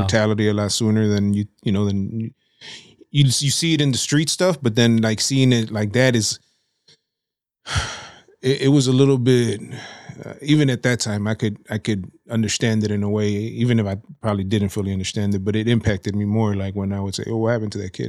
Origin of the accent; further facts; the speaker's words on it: Chicago, Illinois, United States; I was born in Humboldt Park, so, in the region, so right, right on in the middle of Humble Park. Um, grew up, uh, uh, like Bucktown, Wicker Park area in the early eighties, uh, and then moved out to Hermosa in the early nineties